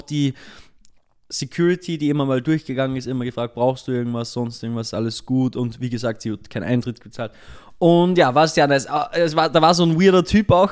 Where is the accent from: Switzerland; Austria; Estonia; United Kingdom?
Austria; now in Linz, Austria; zumindest bei uns in Österreich